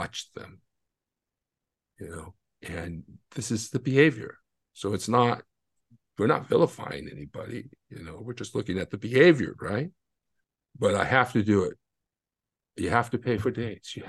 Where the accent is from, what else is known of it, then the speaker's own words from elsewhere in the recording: United States; I'm American